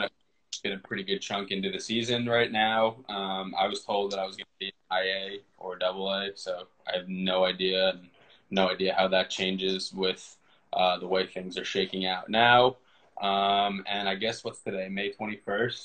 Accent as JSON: {"language": "English", "area": "Westchester County", "region": "New York", "country": "United States", "tie": "born or raised there", "said": "I'm from New York, but I came out to California with my brother."}